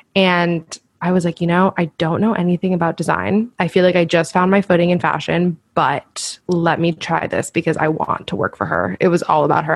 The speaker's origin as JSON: {"language": "English", "town": "Miami", "region": "Florida", "country": "United States", "tie": "born or raised there", "also_born_or_lived": "Washington, D.C.", "moved": "as an adult", "said": "I grew up also in Miami"}